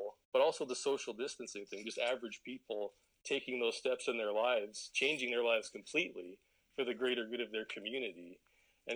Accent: Airdrie, Alberta, Canada; I grew up in Western Canada, obviously, as we talked about, in a small town called Airdrie

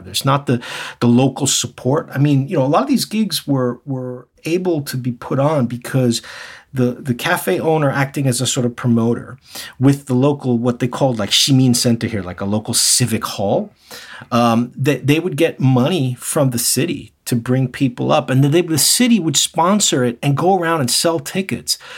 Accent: New York City, New York, United States; now in Japan; I'm originally from New York City

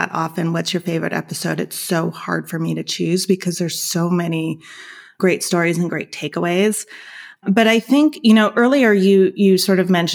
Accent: Los Angeles, California, United States; moved away as an adult; now in Argentina; I am originally from Los Angeles, and I had sort of been immersed in the art culture there. I had grown up there.

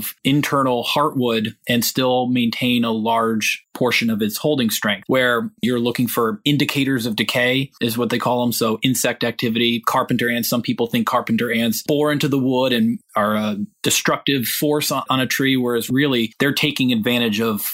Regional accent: Western Massachusetts, United States; I was born and raised in Western Massachusetts.

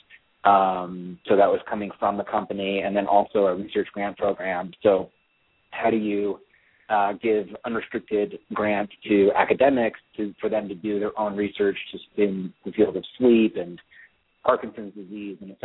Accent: the Bay Area, California, United States; also born or lived in Florida / Europe; I grew up in the Bay Area, but I moved to the city in the early 90s

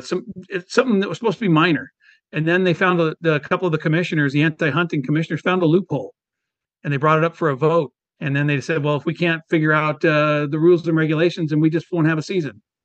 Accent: Washington, United States; also born or lived in Whidbey Island; born and raised in Washington State

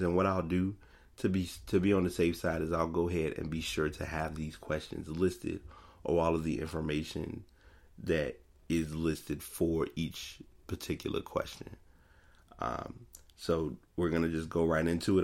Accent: Richmond, Virginia, United States; I'm from Richmond, Virginia

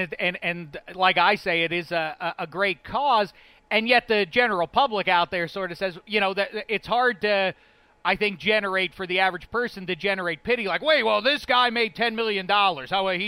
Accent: Pittsburgh, Pennsylvania, United States; I'm from Pittsburgh

